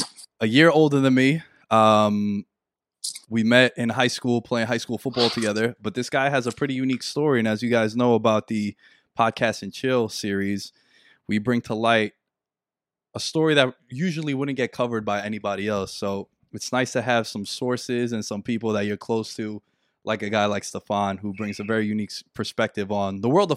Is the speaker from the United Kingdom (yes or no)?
no; New York City, New York, United States; we come from New York City. Our high school was in Queens.